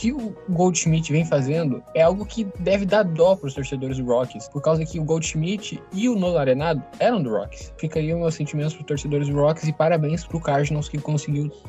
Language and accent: Portuguese; Gaúcho, Rio Grande do Sul, Brazil; Porque eu sou gaúcho.